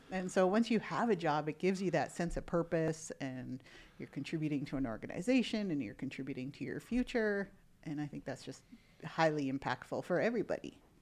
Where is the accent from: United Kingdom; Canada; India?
Canada; moved away as an adult; now in United States; I'm originally from Canada. I'm a Canadian citizen